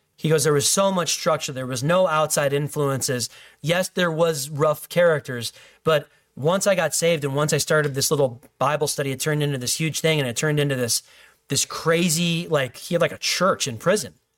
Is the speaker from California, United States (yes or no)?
no; Illinois, United States; In my home state